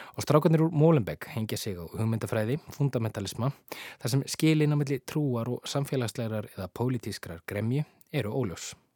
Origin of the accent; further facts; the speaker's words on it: Iceland; við Íslendingar